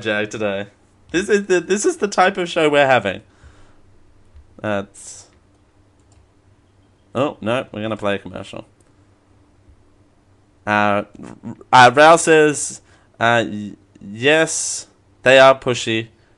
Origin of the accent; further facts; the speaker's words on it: Australia; I'm Australian.